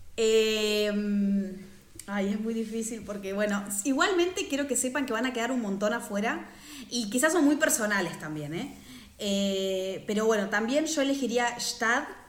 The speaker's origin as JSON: {"language": "Spanish", "country": "Argentina", "moved": "as an adult", "lives_now": "Switzerland", "said": "soy una argentina en Suiza"}